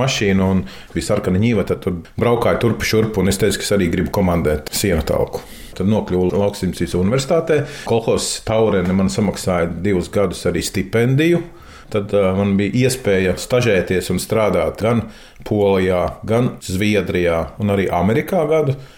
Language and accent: Latvian; Jaunpiebalga, Vidzeme, Latvia; moved away as an adult; also born or lived in Sigulda; now in Mālpils, Latvia; Bērnību pavadīja Jaunpiebalgā